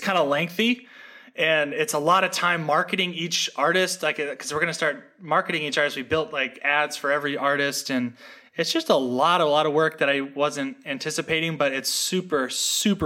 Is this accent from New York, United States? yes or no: no; Seattle, Washington, United States; also born or lived in West Virginia; now in Austin, United States; I grew up in Seattle, Washington